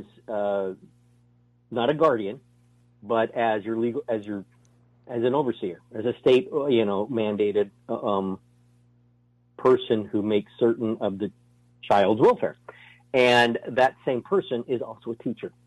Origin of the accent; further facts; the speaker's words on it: New York City, New York, United States; moved away; I was born in New York City.